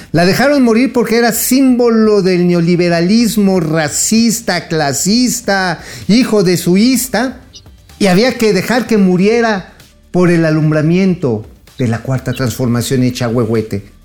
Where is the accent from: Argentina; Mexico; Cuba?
Mexico; como mexicano